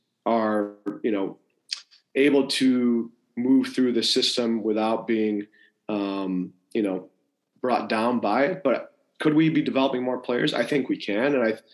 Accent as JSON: {"language": "English", "town": "Rochester", "region": "New York", "country": "United States", "tie": "born or raised there", "said": "I'm lucky I had very good coaches growing up in Rochester, New York."}